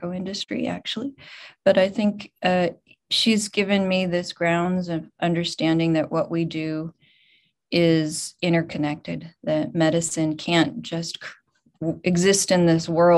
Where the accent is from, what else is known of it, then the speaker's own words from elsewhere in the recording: Boulder, Colorado, United States; moved away as an adult; also born or lived in California; I grew up in Boulder, and I grew up going to every single CU Buffaloes game.